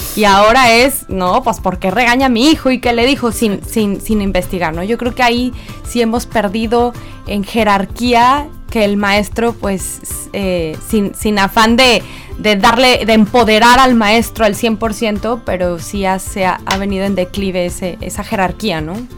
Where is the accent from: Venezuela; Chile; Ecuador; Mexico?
Mexico; moved away; yo no soy de aquí, yo soy de México